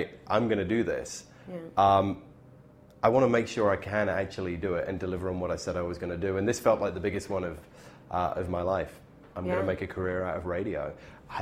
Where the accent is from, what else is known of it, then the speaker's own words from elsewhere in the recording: Bristol, South West England, United Kingdom; now in Canada; my hometown in Bristol